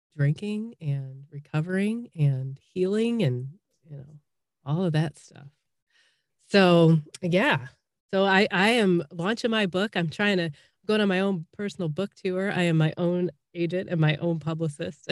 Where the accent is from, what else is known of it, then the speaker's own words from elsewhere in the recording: Chicago, Illinois, United States; moved away as an adult; now in Columbus, Indiana, United States; I'm originally from Chicago